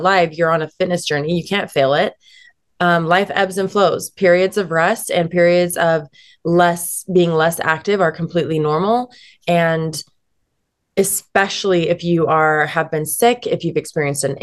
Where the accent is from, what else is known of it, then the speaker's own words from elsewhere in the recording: Salt Lake City, Utah, United States; I'm born and raised in Salt Lake City, Utah. And, it's home